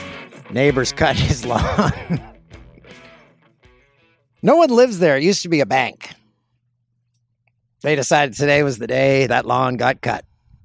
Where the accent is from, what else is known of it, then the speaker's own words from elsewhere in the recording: Orono, Ontario, Canada; As a kid growing up in Orono